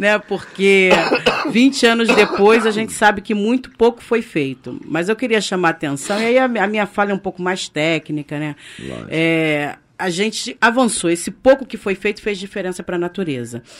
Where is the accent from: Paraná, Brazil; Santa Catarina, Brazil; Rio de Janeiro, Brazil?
Rio de Janeiro, Brazil; nós que somos brasileiros e cariocas